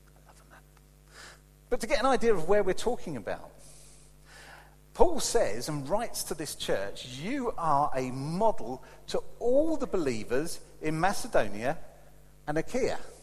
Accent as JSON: {"language": "English", "country": "United Kingdom", "said": "as British people"}